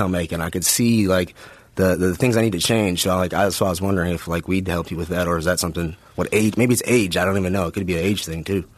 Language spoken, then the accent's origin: English; Milwaukee, Wisconsin, United States; I'm a kid from Milwaukee, Wisconsin